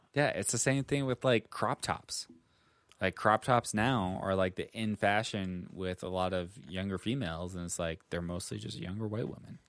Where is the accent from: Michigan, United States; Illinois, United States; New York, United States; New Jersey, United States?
New York, United States; I'm from New York